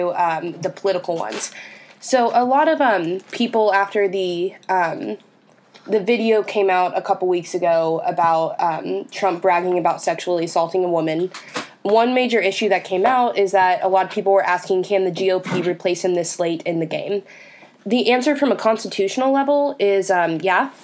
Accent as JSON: {"language": "English", "region": "Texas", "country": "United States", "tie": "born or raised there", "said": "Texas, my home state"}